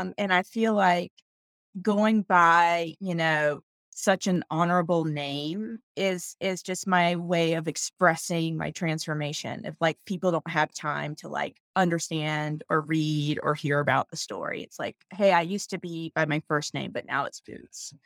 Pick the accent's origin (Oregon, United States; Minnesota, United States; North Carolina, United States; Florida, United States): North Carolina, United States; moved away as an adult; I'm from North Carolina, that's where I was raised